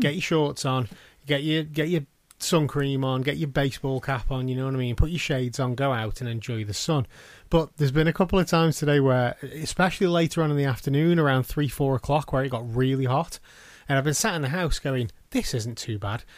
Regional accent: United Kingdom; we are British

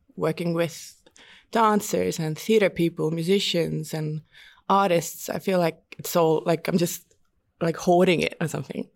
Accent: Estonia; also born or lived in London; now in Melbourne, Australia; I found this course where I grew up in Estonia at the Baltic Film and Media School

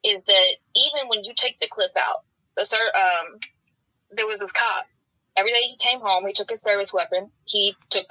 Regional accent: Oldham County, outside Louisville, Kentucky, United States; I grew up in Oldham County right outside of Louisville.

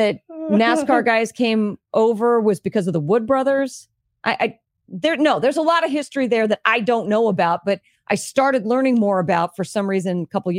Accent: Indianapolis, Indiana, United States; I mean, I grew up in Indianapolis

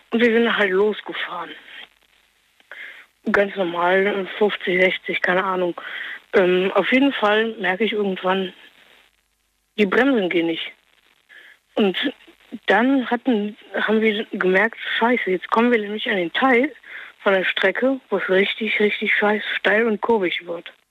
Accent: Norway; Und zwar, weiß bin ich 16 und ich bin Norweger.

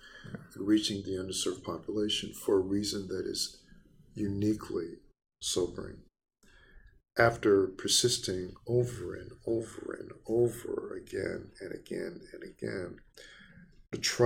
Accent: Baton Rouge, Louisiana, United States; moved away; in Louisiana, my hometown, Baton Rouge

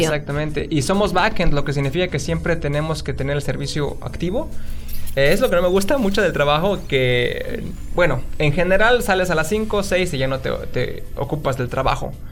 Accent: San Juan del Río, Querétaro, Mexico; moved away as an adult; now in Seattle, United States; soy de México, de una ciudad muy pequeña del estado de Querétaro llamado San Juan del Río. Es una ciudad pues humilde, no tiene muchos medios de trabajo y ahí crecí

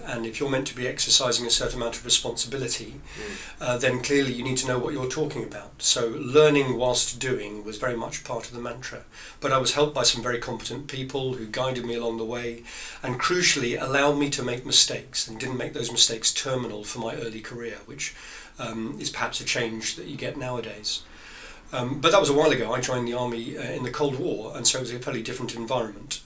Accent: Marlow, South East England, United Kingdom; moved away as an adult; also born or lived in France / Germany / Belgium; I grew up in Marlow on the whole, although we had fairly itinerant lifestyle after that.

